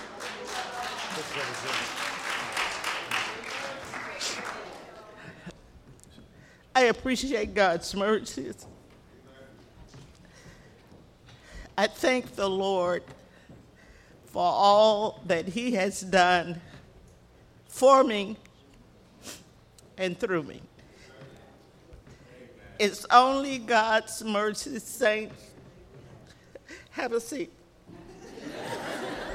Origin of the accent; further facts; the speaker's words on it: the South, United States; now in Chicago, United States; I grew up in the South